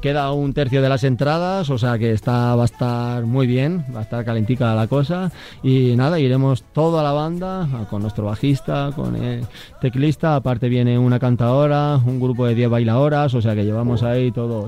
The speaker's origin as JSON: {"language": "Spanish", "town": "Salamanca", "region": "Castile and León", "country": "Spain", "said": "soy salmantino"}